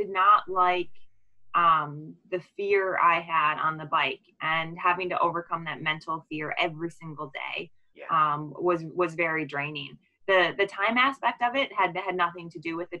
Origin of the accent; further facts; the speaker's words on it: Waukesha, Wisconsin, United States; We're actually both from Waukesha